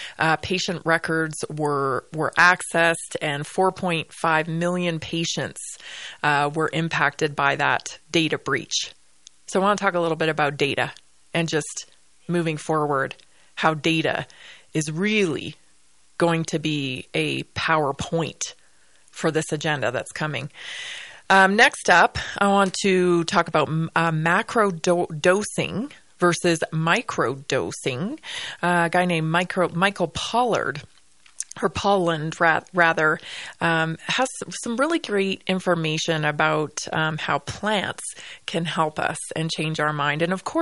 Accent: British Columbia, Canada; Yeah, I'm from British Columbia. We didn't really get a lot of snow when I was growing up, especially.

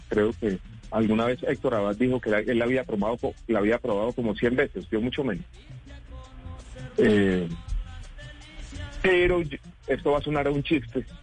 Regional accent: Medellín, Antioquia, Colombia; Yo crecí en Medellín en un momento muy difícil porque era la consolidación del narcotráfico.

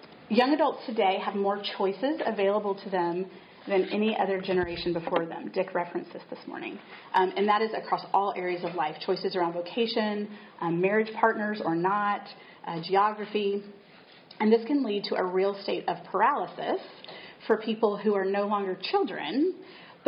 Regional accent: Chattanooga, Tennessee, United States; moved away as an adult; now in Southborough, United States; I'm a Tennessee native. I grew up in Chattanooga

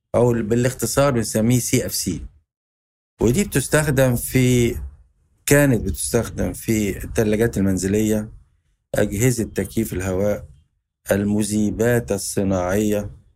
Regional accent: Egypt; إحنا عندنا في مصر

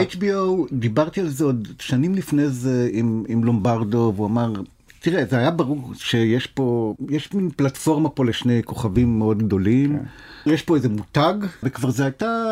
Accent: Nof Ayalon, Central District, Israel; ביישוב שאני גדלתי בו, בנוף איילון

